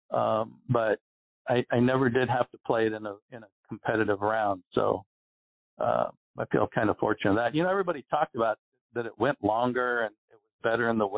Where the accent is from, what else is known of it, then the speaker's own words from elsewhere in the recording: Arizona, United States; I grew up in Arizona where we get no wind here